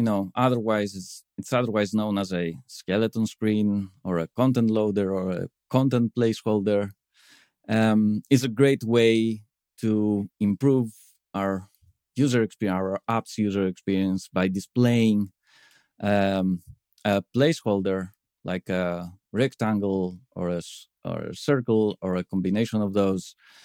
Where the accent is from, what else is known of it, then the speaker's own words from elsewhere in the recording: Crete, Greece; I come from Crete, Greece.